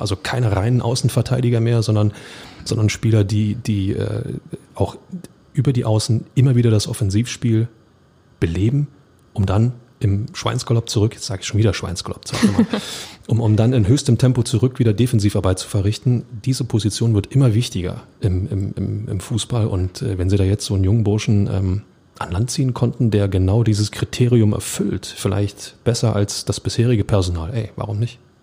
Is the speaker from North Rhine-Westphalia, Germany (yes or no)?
no; Berlin, Germany; ich als Berliner